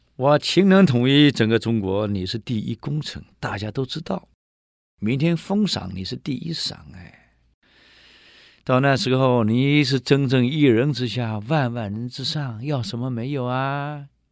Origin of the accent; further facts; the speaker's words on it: Taiwan; 我们台湾人很有意思啊